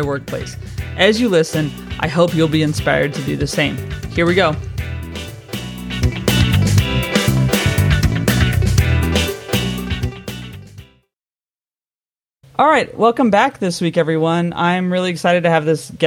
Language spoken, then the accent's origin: English; United States; moved away as an adult; now in London, United Kingdom; we're both expats. We're both American